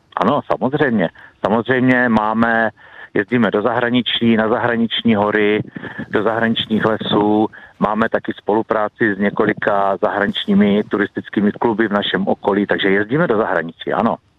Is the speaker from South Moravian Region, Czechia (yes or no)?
no; Vsetín, Zlín Region, Czechia; Já osobně jsem vyrůstal v Beskydech